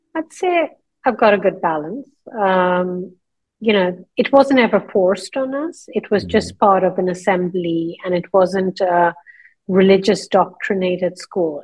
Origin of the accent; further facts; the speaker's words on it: northern India, India; moved away as an adult; also born or lived in London, United Kingdom; now in Dubai, United Arab Emirates; I was born in London, and when I was four years old, my mother took me to India to see my grandmother. My mother had grown up in India, and we ended up staying there for 14 years.